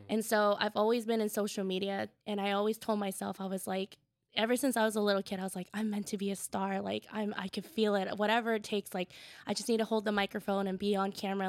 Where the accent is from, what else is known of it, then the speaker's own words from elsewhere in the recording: Tacoma, Washington, United States; I grew up in Tacoma, the south end of Tacoma